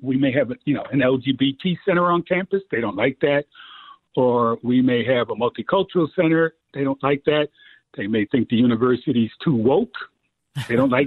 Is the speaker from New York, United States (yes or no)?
yes; New York City, New York, United States; moved away; growing up in the Bronx